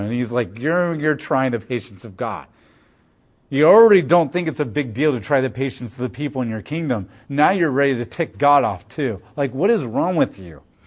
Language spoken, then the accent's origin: English; United States; as American Christians